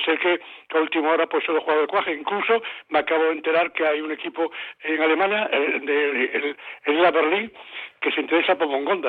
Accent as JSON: {"language": "Spanish", "town": "Cádiz", "region": "Andalusia", "country": "Spain", "tie": "born or raised there", "also_born_or_lived": "Barakaldo", "said": "nací en Baracaldo, a los ocho años, por problemas familiares que me falleció mi padre, me vine para Cádiz"}